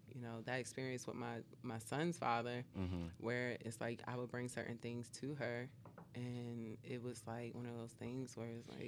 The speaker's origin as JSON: {"language": "English", "region": "North New Jersey", "country": "United States", "tie": "born or raised there", "said": "growing up in North New Jersey"}